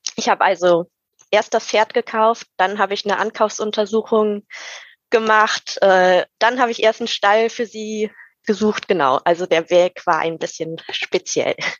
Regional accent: Rhein-Sieg district, near Cologne-Bonn, North Rhine-Westphalia, Germany; ich komme aus dem Rhein-Sieg-Kreis in der Nähe von Köln-Bonn

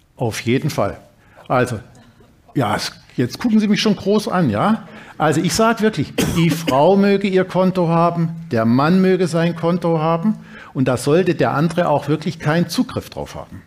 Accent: Dresden, Saxony, Germany; moved away; also born or lived in Reutlingen / Bremen / Berlin; in Dresden, meiner Heimatstadt

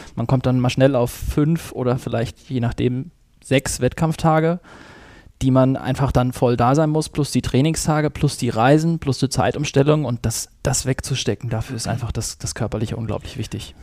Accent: Schleswig-Holstein, Germany; moved away; ich komme eigentlich aus Schleswig-Holstein oben. Dort bin ich aufgewachsen

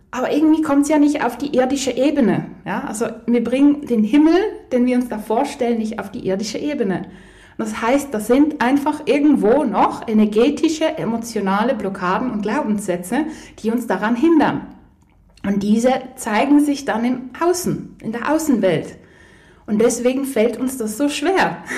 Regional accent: Poland; ich komme ja ursprünglich aus Polen, beide Eltern, und beide Großeltern und Urgroßeltern haben logischerweise den Zweiten Weltkrieg erlebt.

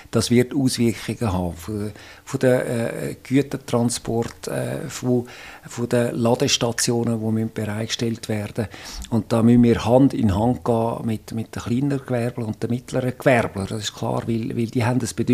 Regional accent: Zurich, Switzerland; Ich bin im Zürichsee aufgewachsen, nach Zürich

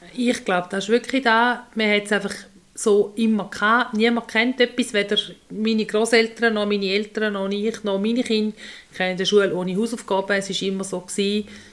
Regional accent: Switzerland; bei uns in der Schweiz

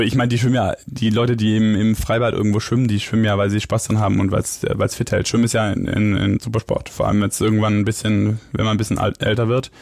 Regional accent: Biberach, Baden-Württemberg, Germany; now in Hamburg, Germany; Ich bin ja Schwabe

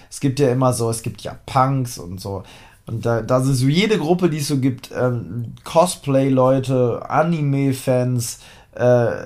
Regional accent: Harz, Germany; Also ich bin ja aus dem Harz. Ich war im Harz.

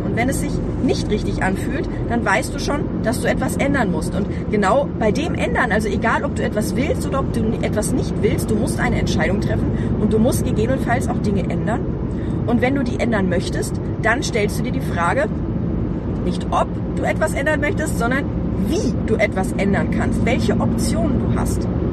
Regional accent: Hanover, Lower Saxony, Germany; also born or lived in Ronnenberg; es war halt mitten, mitten in Hannover, mitten in der Stadt

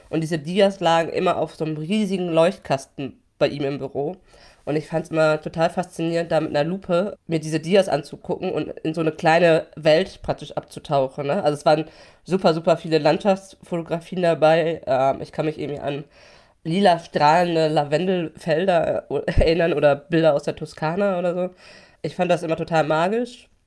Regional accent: Hamm, North Rhine-Westphalia, Germany; Also, äh, genau, ich bin in Hamm in Westfalen aufgewachsen.

